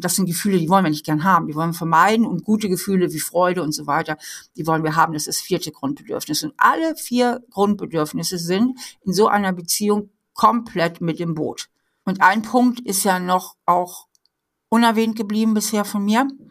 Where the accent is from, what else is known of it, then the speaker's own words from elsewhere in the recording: Hamburg, Germany; moved away as an adult; now in Trier, Germany; Ich bin äh, aufgewachsen in Hamburg, bin dann zum Studieren hier nach Trier in die Mosel gekommen und finde das hier so schön, dass ich hier geblieben bin